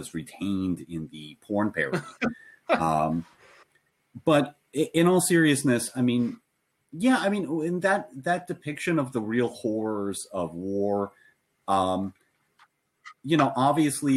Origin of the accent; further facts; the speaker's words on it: United States; as an American